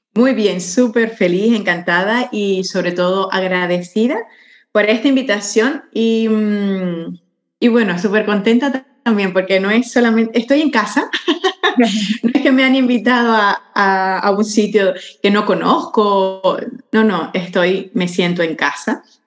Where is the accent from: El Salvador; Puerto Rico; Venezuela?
Venezuela; moved away as an adult; now in Barcelona, Spain; soy venezolana catalana